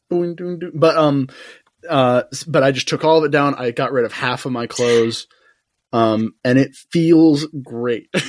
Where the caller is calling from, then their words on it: South Carolina, United States; And I am recording from South Carolina. I'm in my bedroom.